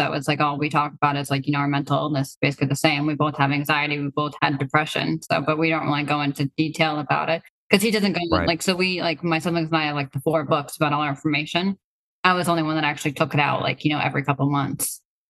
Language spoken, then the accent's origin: English; Russia; born there; I was born from Russia, you know, I do have these things and stuff like